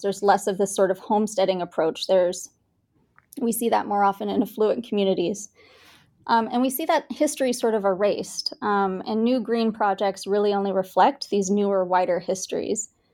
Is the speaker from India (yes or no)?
yes; Bangalore, Karnataka, India; born or raised there; also born or lived in Kansas, United States; now in Kansas City, United States